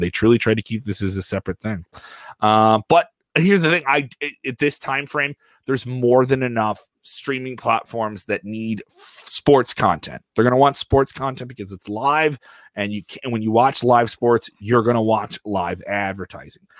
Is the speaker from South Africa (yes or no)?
no; Ireland; Me as an Irish guy